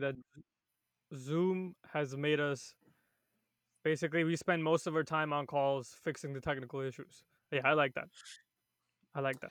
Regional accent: New York City, New York, United States; I grew up in Queens

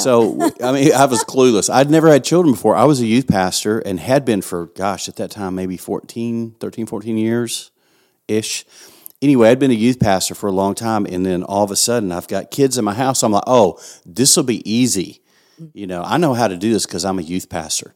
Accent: West Texas, United States; accent: West Texan; West Texan as I am

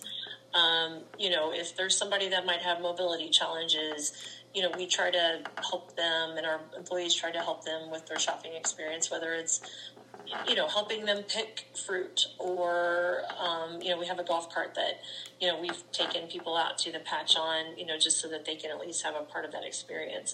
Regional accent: Lexington, Missouri, United States; I am from Lexington, Missouri

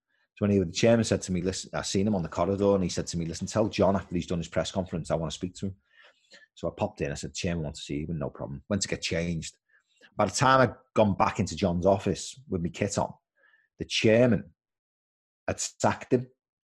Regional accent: Birkenhead, North West England, United Kingdom; And, you know, Tramier was my hometown club. I grew up in Tramier.

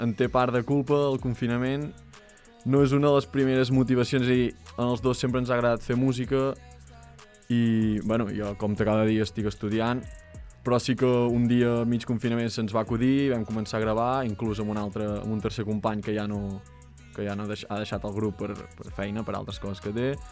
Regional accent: Vic, Catalonia, Spain; nosaltres som de Vic, som dos nanos de Vic

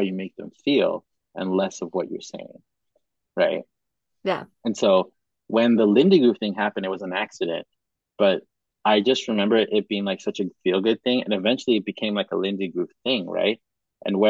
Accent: Cameroon; moved away; also born or lived in Madagascar / Kenya; I was born in Madagascar, but I grew up in Cameroon and Kenya.

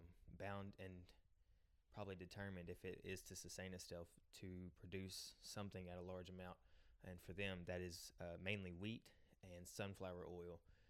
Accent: Donetsk, Donetsk Oblast, Ukraine; moved away; my hometown is Donetsk, Ukraine. It is in the southeastern part of the country.

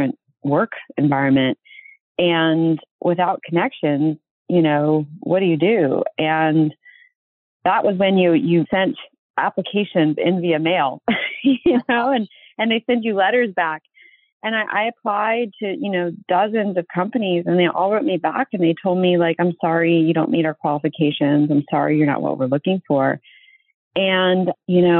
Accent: Virginia, United States; now in California, United States; I was raised in Virginia

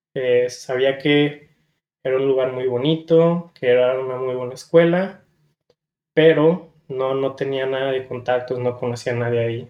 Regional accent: San Diego, California, United States; also born or lived in Guadalajara, Jalisco, Mexico; yo pues soy originario de Guadalajara, Jalisco. Eh, a la muy pequeña edad me vine a vivir para acá, para San Diego, con la esperanza de tener una mejor vida, mejores oportunidades y pues toda mi vida crecí aquí

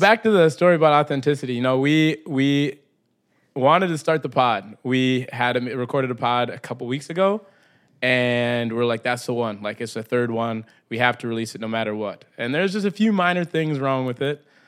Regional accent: Brainerd, Minnesota, United States; I grew up in Minnesota

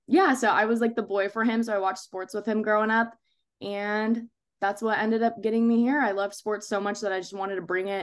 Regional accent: San Jose, California, United States; moved away as an adult; now in Arizona, United States; I'm from San Jose, California. So born and raised in San Jose, California.

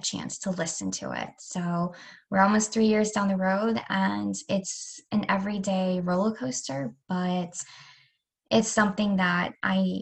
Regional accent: Rochester, New York, United States; moved away; also born or lived in Delaware; I grew up in Rochester and then moved to Delaware

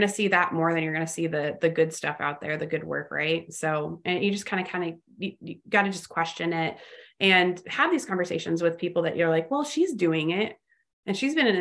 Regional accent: Los Angeles, California, United States; also born or lived in Fort Worth area, Texas; now in Fort Worth, United States; I'm originally from Los Angeles

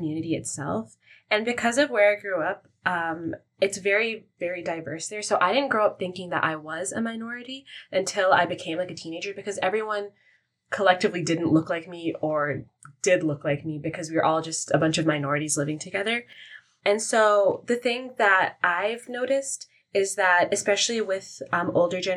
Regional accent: Toronto, Ontario, Canada; I've only ever been in Canada and I grew up here

